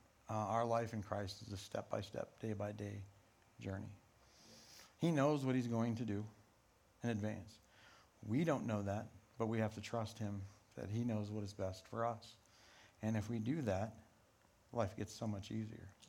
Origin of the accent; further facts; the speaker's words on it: Rifle, Colorado, United States; Growing up in Rifle in a Pentecostal church